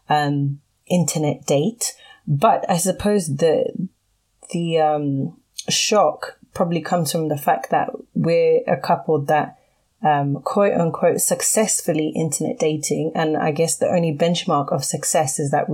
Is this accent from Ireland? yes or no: no; Zimbabwe; I'm from Zimbabwe and my husband is from Nigeria